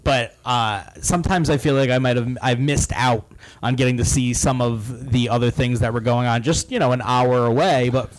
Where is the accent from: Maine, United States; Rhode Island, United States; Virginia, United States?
Rhode Island, United States; So I grew up in Rhode Island.